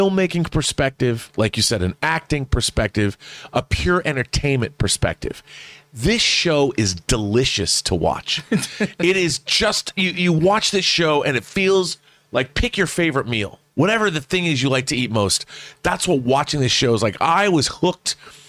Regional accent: Seattle, Washington, United States; I mean, we lost the Supersonics. I'm from Seattle.

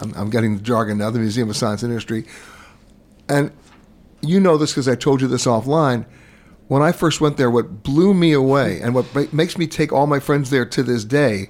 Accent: New York, United States; also born or lived in Madison, Wisconsin; I grew up in New York.

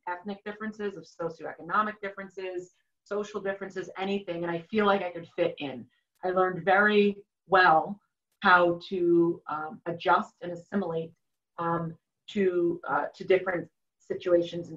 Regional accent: Cambridge, Massachusetts, United States; I grew up in Cambridge, Massachusetts

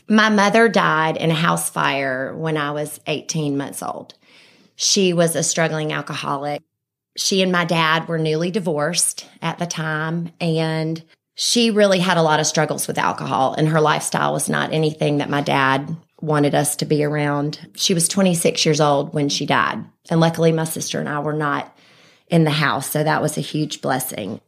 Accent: Birmingham, Alabama, United States; also born or lived in Vestavia Hills, Alabama; I was born right here in Birmingham. I've lived in Vestavia my whole life.

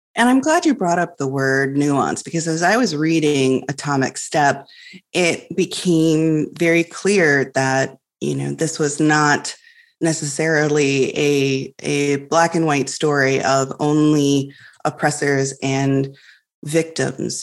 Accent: Illinois, United States; I grew up in Illinois, which is on the prairie

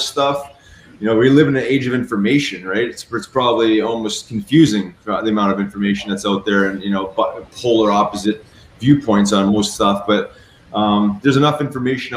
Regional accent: Canada; moved away as an adult; also born or lived in Philadelphia; growing up in Canada

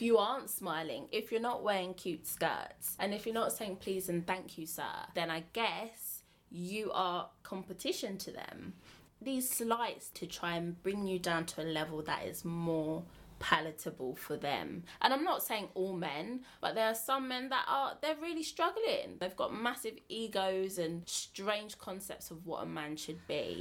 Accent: Bromley, London, United Kingdom; I am from Bromley, which is basically Kent, but not really Kent.

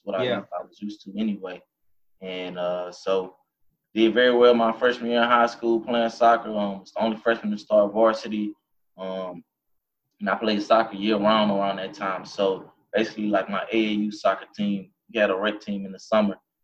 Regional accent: Baton Rouge, Louisiana, United States; growing up in Baton Rouge, Louisiana

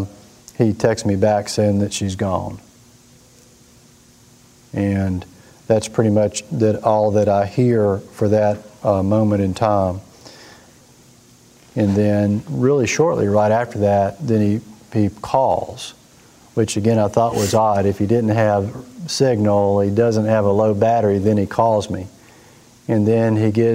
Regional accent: Mississippi, United States; we grew up in Mississippi.

